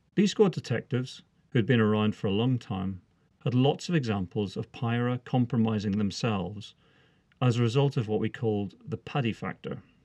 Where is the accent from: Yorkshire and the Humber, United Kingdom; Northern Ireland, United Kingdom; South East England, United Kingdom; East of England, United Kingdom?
Northern Ireland, United Kingdom; moved away as an adult; now in England, United Kingdom; I was born and brought up in Northern Ireland